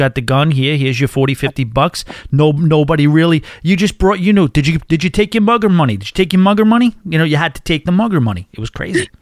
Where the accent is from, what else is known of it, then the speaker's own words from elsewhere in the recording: New York, United States; being a New Yorker